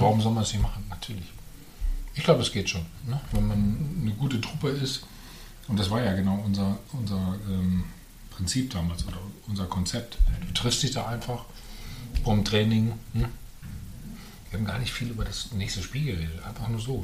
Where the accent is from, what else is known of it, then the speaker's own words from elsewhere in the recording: Bad Salzuflen, North Rhine-Westphalia, Germany; moved away; also born or lived in Herford; ich bin in Herford bin ich geboren, aber nur im Krankenhaus, weil es in Bad Salzuflen eben kein Krankenhaus gab mhm. hm? zu der Zeit. Ähm, ja, aber ich bin in Bad Salzuflen aufgewachsen